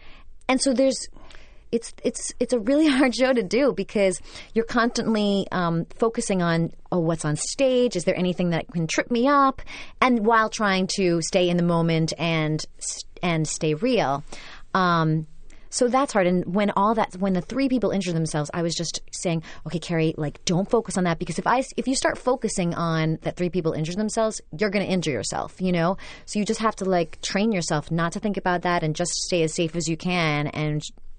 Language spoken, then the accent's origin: English; Brooklyn, New York, United States; Because I'm from Brooklyn and everyone's like, "Why don't you have an accent?" And I said, "I worked really hard not to have one."